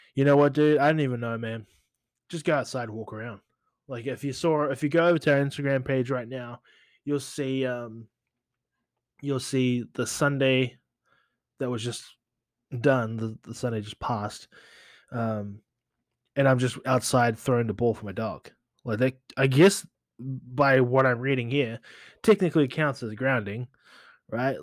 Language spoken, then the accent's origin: English; New Zealand; moved away; as a kid growing up in New Zealand